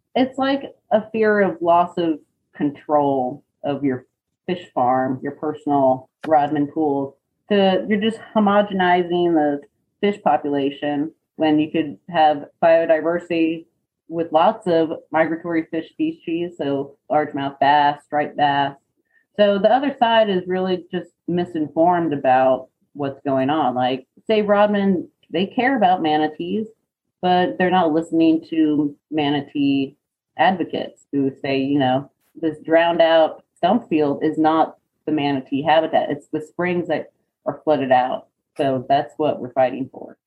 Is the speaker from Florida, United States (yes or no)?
yes; Gainesville, Florida, United States; I grew up in Florida, in North Florida, in Gainesville